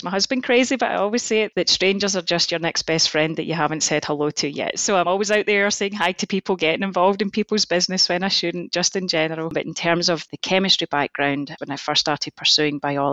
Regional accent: Scotland, United Kingdom; moved away as an adult; now in United States; my home country of Scotland

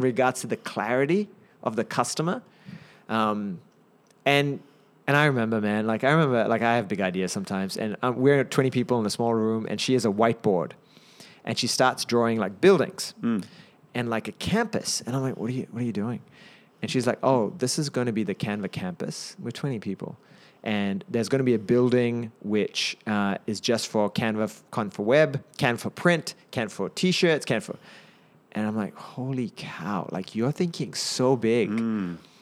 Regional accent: Napier, Hawke's Bay, New Zealand; also born or lived in Auckland, New Zealand; I'm a Kiwi went to Napier Boys and University of Auckland

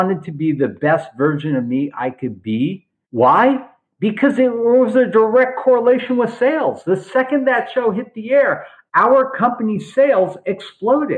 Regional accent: Los Angeles, California, United States; also born or lived in Beverly Hills; I grew up in Granada Hills.

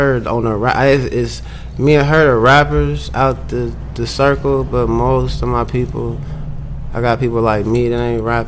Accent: Springfield, Illinois, United States; I'm from Springfield. We live in Springfield, Illinois

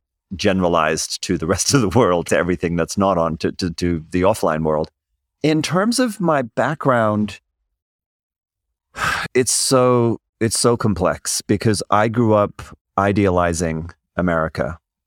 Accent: Zimbabwe; also born or lived in South Africa; I came from Zimbabwe and South Africa. We have our own cultural and political backgrounds that play into how we're going to see different issues.

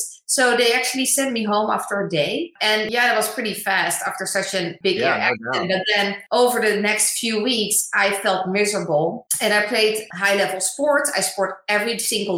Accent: The Hague, South Holland, Netherlands; moved away as an adult; now in United States; I was born in the Netherlands, in The Hague. Just a normal child going to school

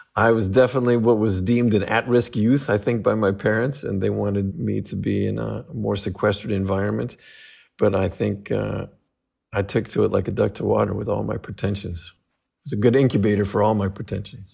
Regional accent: Los Angeles, California, United States; also born or lived in Fresno, California; I was raised in Los Angeles

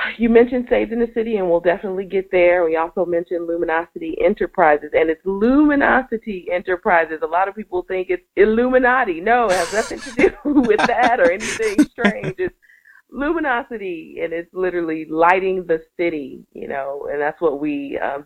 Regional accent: Milwaukee, Wisconsin, United States; moved away as an adult; also born or lived in Atlanta / California; in February of 2006, I came back home, and I'm an only child, you know, so I needed to come back to my family

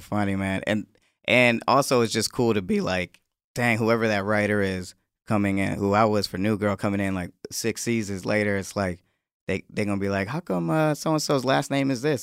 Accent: Atlanta, Georgia, United States; moved away; also born or lived in Connecticut; I'm from Atlanta and everybody's a rapper in Atlanta

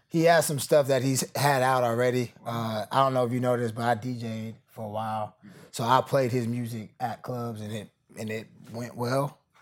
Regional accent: Atlanta, Georgia, United States; moved away; also born or lived in Oakland, California; I'm from Atlanta

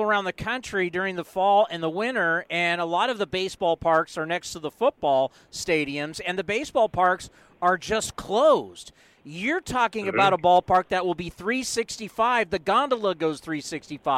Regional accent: San Diego, California, United States; When I was growing up in San Diego

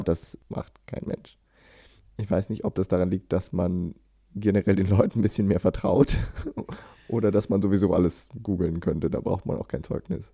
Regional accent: Germany; now in Sweden; als Deutscher in Schweden

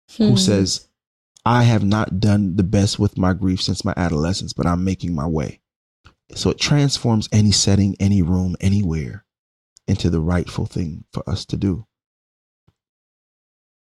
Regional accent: New York City, New York, United States; moved away as an adult; now in Oakland, United States; I'm Brooklyn born

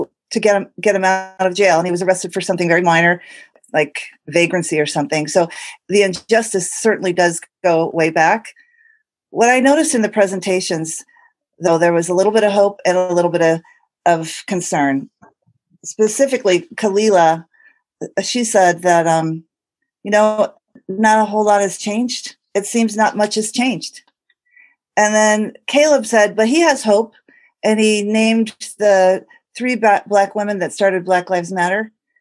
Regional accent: Birmingham, Alabama, United States; I was born in Birmingham in 1960.

